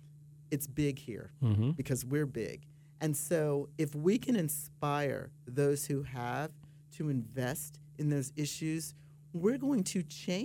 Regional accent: Mid-Atlantic, United States; now in Florida, United States; I've been a Floridian now for 13 years, I come from the Mid-Atlantic

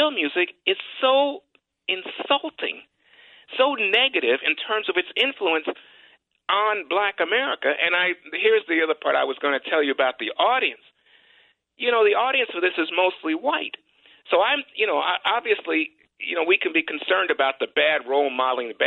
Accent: New York City, New York, United States; I grew up in New York

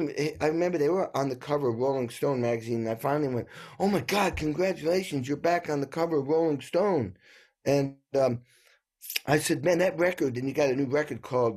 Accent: New England, United States; I grew up in New England and like an old dairy farm, and there was nothing to watch on TV.

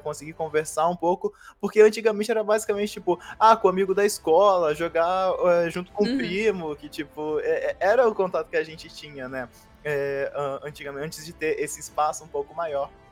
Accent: São Gonçalo, Rio de Janeiro, Brazil; eu sou de São Gonçalo, do Rio de Janeiro

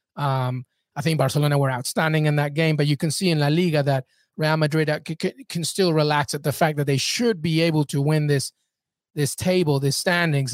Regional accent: England, United Kingdom; moved away; I grew up in England. I know England like the back of my hand.

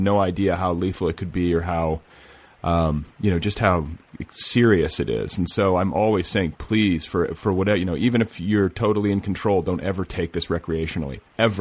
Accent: Indiana, United States; I'm from Indiana

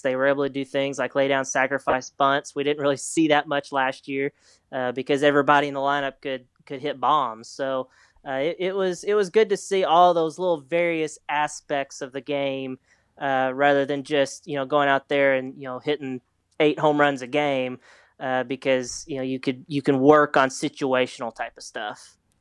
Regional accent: Arkansas, United States; I'm from Arkansas. I grew up here

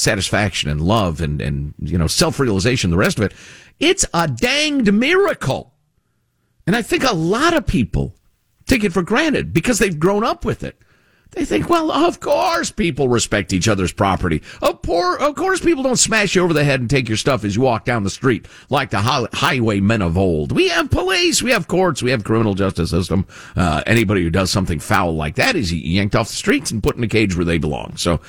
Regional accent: Chicago, Illinois, United States; I grew up in Chicagoland, and, you know, it's where my heart considers home, honestly, after all these years.

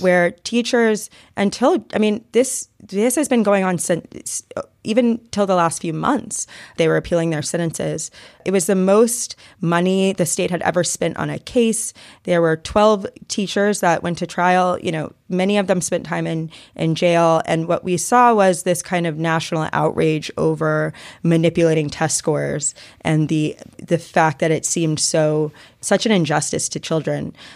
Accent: Atlanta, Georgia, United States; moved away; I'm from Atlanta and my parents live here

